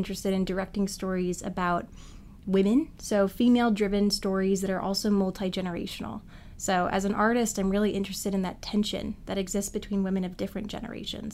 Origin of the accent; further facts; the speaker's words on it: Richmond, Virginia, United States; now in New York, United States; My hometown is Richmond, Virginia